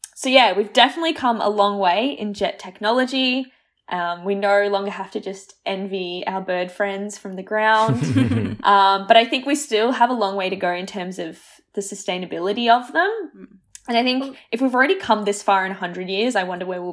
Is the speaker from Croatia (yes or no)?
yes; Croatia; born there; because I was born in Croatia, so I go back every, like, 3 years, and that is a whole day of travel